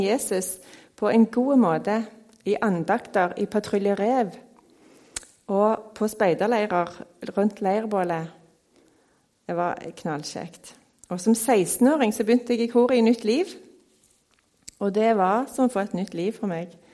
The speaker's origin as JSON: {"language": "Norwegian", "town": "Stavanger", "region": "Rogaland", "country": "Norway", "tie": "born or raised there", "said": "Jeg er oppvokst på Tasta her i Stavanger"}